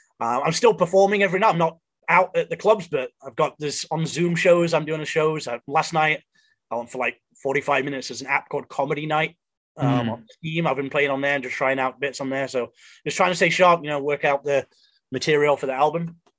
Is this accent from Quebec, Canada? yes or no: yes; Montreal, Quebec, Canada; also born or lived in Oakville / British Columbia / England; Well, I grew up in Canada. I grew up in like Montreal. I moved around a bunch. I was in Montreal, I was in Oakville, and I was in BC for a bit. And then I moved back to England for 3 years.